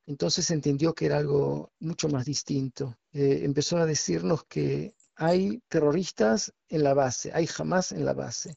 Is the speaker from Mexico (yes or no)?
no; Argentina; now in Israel; soy argentino y mi hijo también tiene nacionalidad argentina